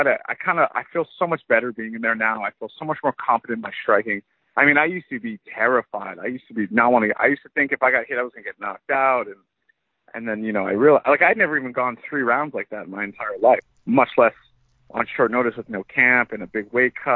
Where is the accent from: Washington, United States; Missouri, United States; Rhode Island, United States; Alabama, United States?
Rhode Island, United States; moved away as an adult; now in Canada; Tom Lawler is also a wrestler who I grew up training with in Rhode Island